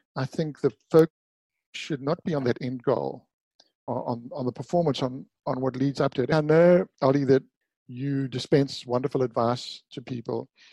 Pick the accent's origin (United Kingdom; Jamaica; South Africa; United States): South Africa; Durban, KwaZulu-Natal; I grew up in Durban, South Africa.